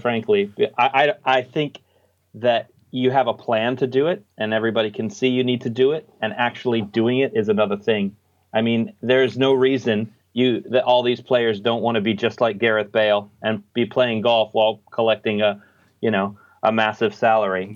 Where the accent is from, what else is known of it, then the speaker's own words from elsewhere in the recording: United States; now in Australia; I'm actually American, l, living in Australia